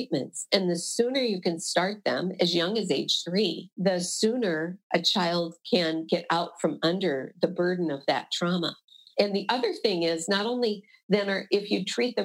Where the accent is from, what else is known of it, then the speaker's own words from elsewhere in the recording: Iowa, United States; I'm from Iowa.